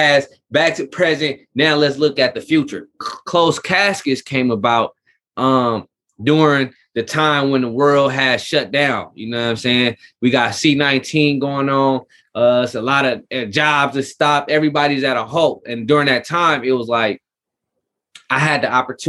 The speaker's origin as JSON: {"language": "English", "town": "Richmond", "region": "California", "country": "United States", "said": "being in California, being in Richmond, California"}